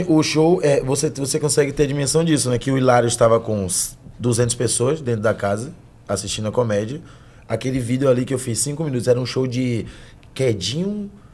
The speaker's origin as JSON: {"language": "Portuguese", "town": "Salvador", "region": "Bahia", "country": "Brazil", "tie": "born or raised there", "moved": "as an adult", "lives_now": "São Paulo, Brazil", "said": "de Brotas, né? Em Salvador"}